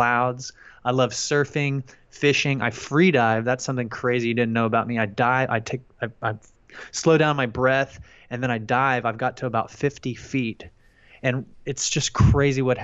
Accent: Friendswood, Texas, United States; also born or lived in Houston, Texas; I'm from Houston, Texas, and I grew up in a little town called Friendswood.

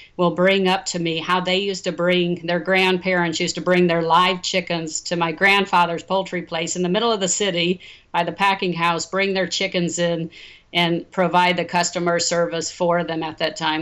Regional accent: Omaha, Nebraska, United States; moved away as an adult; also born or lived in Los Angeles, United States; now in Dallas, United States; Growing up in Omaha, Nebraska, my grandfather and my father

